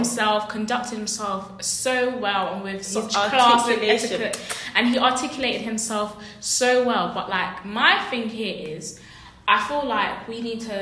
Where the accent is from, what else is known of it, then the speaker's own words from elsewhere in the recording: United Kingdom; No one would question me if I said I'm Jamaican, though I'm born here or raised here because I'm black.